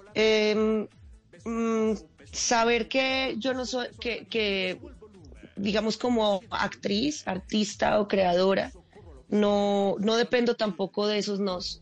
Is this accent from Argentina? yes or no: no; Manizales, Caldas, Colombia; moved away as an adult; also born or lived in Bogotá; yo soy de Manizales